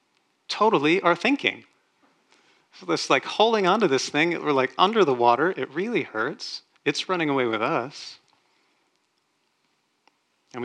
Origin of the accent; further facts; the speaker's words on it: Texas, United States; I grew up in Texas where that was a thing that people did.